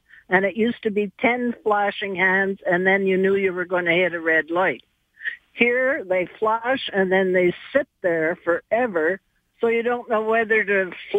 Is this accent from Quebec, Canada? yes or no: yes; Montreal, Quebec, Canada; now in Calgary, Canada; I grew up in Montreal